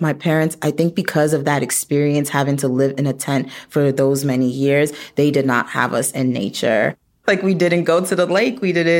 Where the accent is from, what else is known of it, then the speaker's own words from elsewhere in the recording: Chicago, Illinois, United States; also born or lived in Nigeria; So I grew up in Nigeria. Well, I grew up in Chicago, but I started off in Nigeria. My family spent the first 3 years of my life in a refugee camp. I was born in the refugee camp.